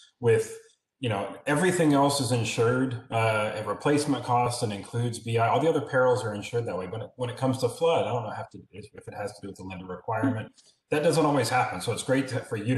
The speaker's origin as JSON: {"language": "English", "region": "Texas", "country": "United States", "said": "I'm from Texas"}